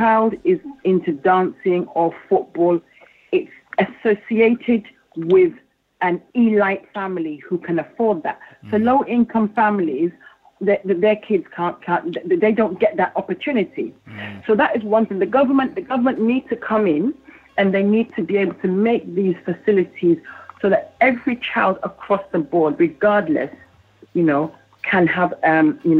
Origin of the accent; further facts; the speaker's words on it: London, United Kingdom; I grew up in East London